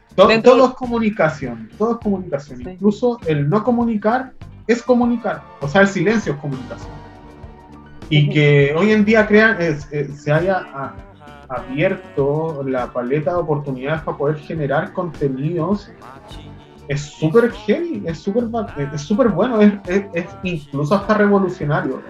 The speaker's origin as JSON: {"language": "Spanish", "country": "Chile", "said": "les chilenes, en general, hoy en día somos producto del colonialismo"}